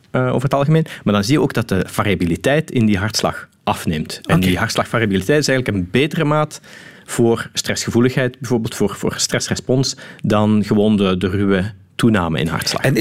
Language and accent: Dutch; Limburg, Netherlands; Ja, dat is eentje die bij ons in Limburg vaak voorkomt in ieder geval.